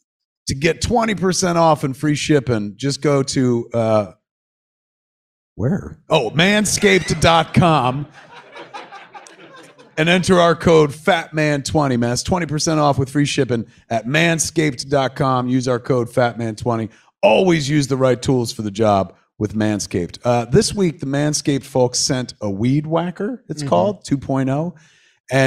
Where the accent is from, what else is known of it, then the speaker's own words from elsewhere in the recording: Atlantic Highlands, New Jersey, United States; Highlands, which is my hometown where I grew up